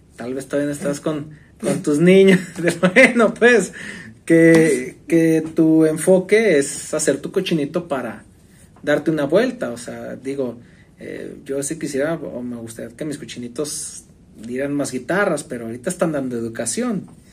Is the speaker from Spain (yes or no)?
no; Mexico; nos identificamos como, pues, mexicanos.